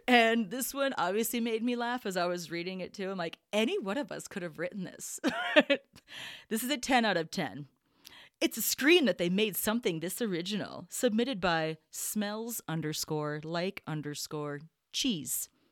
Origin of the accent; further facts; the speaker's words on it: Minnesota, United States; we're all from Minnesota here.